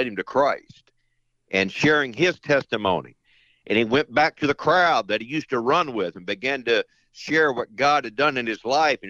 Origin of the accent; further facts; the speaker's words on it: Friendswood, Texas, United States; moved away as an adult; also born or lived in Lynchburg, Virginia; We grew up in a little town right outside of Houston, Texas, called Friendswood, Texas